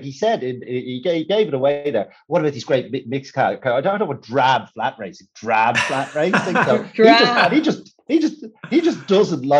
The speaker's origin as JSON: {"language": "English", "country": "Ireland", "said": "But then I'm Irish flat racing fanboy, and there aren't many of us."}